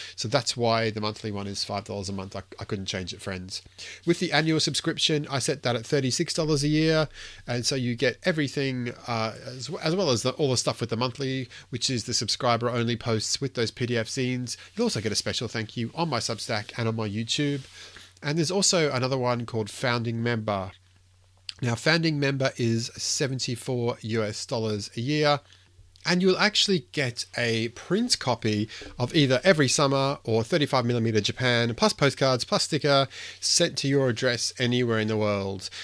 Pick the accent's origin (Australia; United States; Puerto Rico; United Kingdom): Australia; Queensland; me being a, being a Queenslander